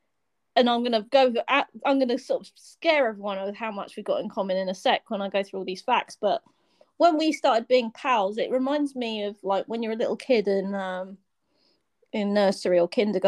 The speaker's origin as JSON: {"language": "English", "country": "United Kingdom", "accent": "British", "said": "my British accent."}